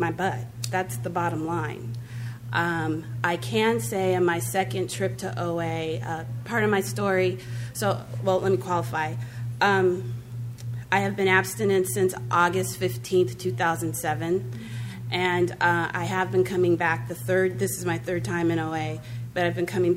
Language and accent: English; Santa Monica, California, United States; I grew up in Santa Monica